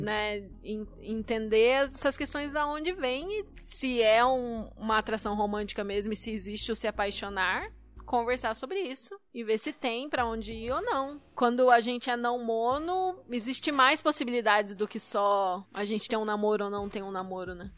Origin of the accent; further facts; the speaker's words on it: Curitiba, Paraná, Brazil; você sabe que eu sou de Curitiba